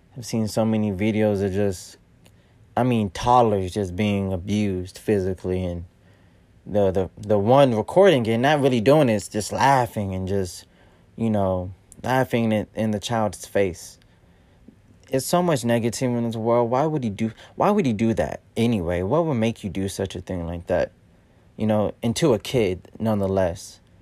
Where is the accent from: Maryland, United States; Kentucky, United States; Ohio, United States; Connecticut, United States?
Ohio, United States; Columbus; I'm from Columbus, Ohio.